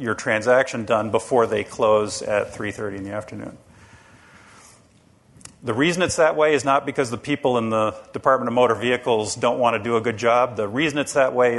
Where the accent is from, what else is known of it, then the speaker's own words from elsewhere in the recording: Rhode Island, United States; And I'm from the state of Rhode Island. I live in Rhode Island